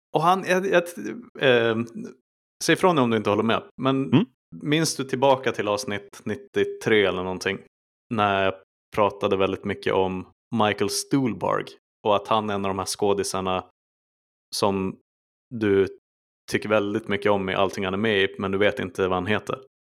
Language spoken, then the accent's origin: Swedish; Sweden; som svensk